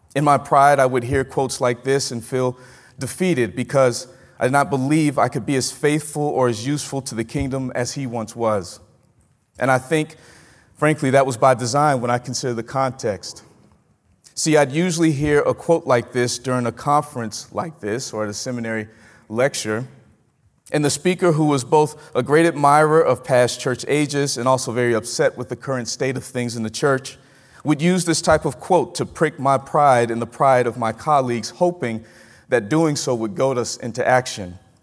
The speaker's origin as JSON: {"language": "English", "region": "Mississippi", "country": "United States", "moved": "as an adult", "said": "I'm from Mississippi."}